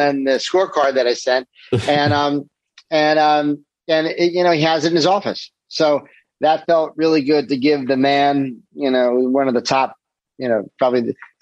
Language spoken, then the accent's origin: English; New York City, New York, United States; I'm a New Yorker.